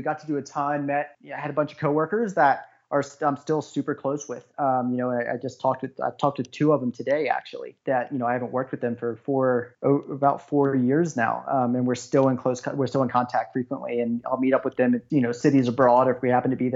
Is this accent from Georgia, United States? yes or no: no; Harrisonburg, Virginia, United States; moved away as an adult; also born or lived in Brooklyn / San Francisco / Switzerland; now in Denver, United States; I'm originally from Virginia on the East Coast of the United States and grew up in about 35,000, 40,000 person university town called Harrisonburg.